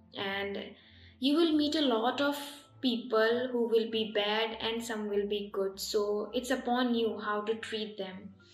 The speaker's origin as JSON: {"language": "English", "region": "Assam", "country": "India", "tie": "born or raised there", "also_born_or_lived": "Tripura / Gujarat", "said": "I was born in Tripura and was raised in Assam and I also lived in Gujarat for 4 years"}